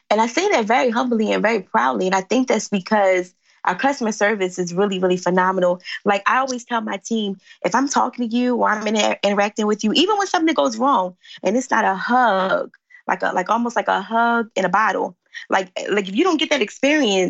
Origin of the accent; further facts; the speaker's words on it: Philadelphia, Pennsylvania, United States; I live in Philly. I'm from Philly